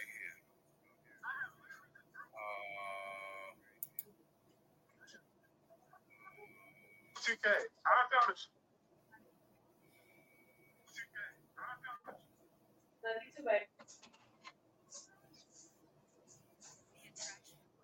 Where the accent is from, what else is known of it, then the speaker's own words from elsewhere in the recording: New York, United States; My home state